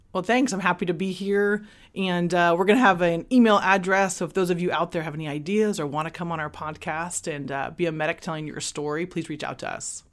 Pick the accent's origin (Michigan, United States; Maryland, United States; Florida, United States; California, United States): California, United States; Sanger; also born or lived in Fresno, California; I'm a local girl. I'm here from Sanger, California. You know, born in Fresno Communities Hospital